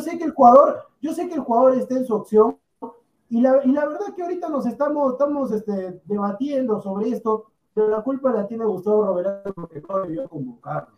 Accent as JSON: {"language": "Spanish", "country": "Peru", "said": "yo soy peruano"}